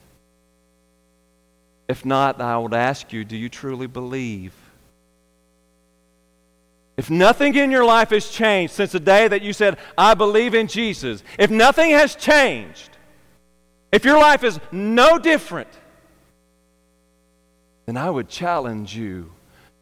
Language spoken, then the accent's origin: English; United States; I'm American. I'm not a British.